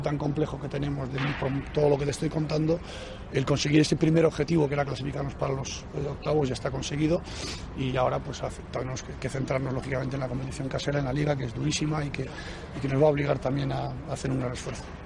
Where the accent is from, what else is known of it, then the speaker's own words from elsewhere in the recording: Vigo, Galicia, Spain; me crié aquí, siempre pues desde pequeñito iba al campo